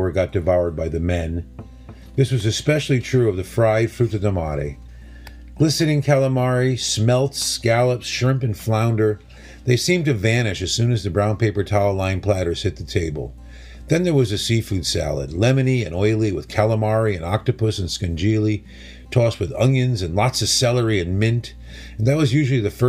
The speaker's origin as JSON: {"language": "English", "town": "New Haven", "region": "Connecticut", "country": "United States", "tie": "born or raised there", "said": "Growing up in New Haven on Long Island Sound, we were swimming in Italian Americans and fresh seafood"}